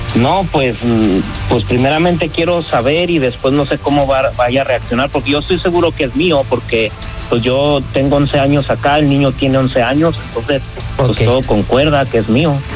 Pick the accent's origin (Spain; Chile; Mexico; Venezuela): Mexico; Pajacuaro, Michoacán; now in United States